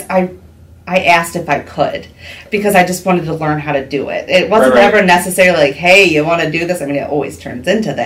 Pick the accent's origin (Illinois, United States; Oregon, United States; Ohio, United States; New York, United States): Ohio, United States; Huron; also born or lived in Cincinnati / Michigan; now in Norwalk, United States; I grew up in Huron, Ohio